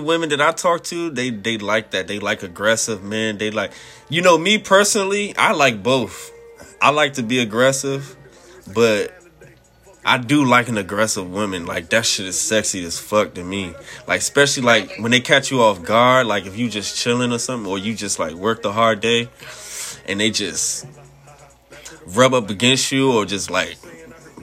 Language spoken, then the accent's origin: English; Washington, District of Columbia, United States; I'm from D.C.